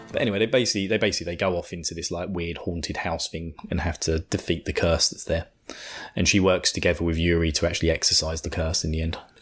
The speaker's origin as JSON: {"language": "English", "country": "United Kingdom", "said": "I'm British"}